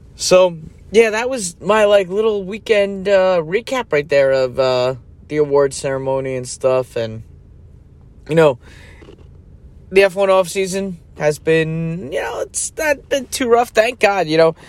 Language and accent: English; United States; being born in the United States as an American